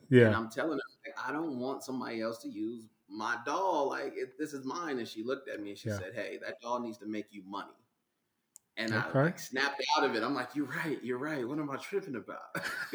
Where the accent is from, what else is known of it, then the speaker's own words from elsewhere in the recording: Denver, Colorado, United States; also born or lived in Indianapolis, Indiana, United States; So a little bit about me. I was born in Indianapolis, Indiana. {S0} Okay. {S1} As a kid, relocated to Denver, Colorado, me and my mother. So okay. I grew up here.